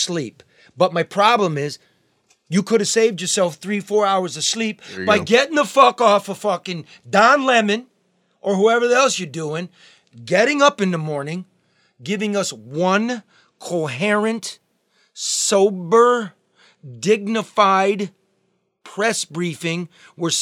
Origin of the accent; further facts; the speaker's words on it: Oakland County, Michigan, United States; I'm from Oakland County